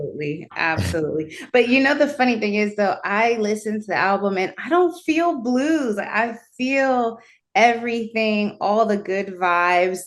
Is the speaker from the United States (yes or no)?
no; Jamaica; I'm Jamaican